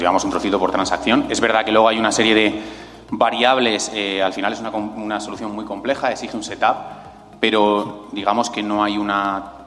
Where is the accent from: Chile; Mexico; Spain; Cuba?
Spain; yo que soy español